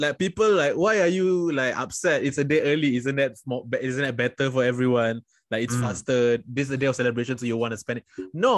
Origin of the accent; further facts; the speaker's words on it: Singapore; I am from Singapore.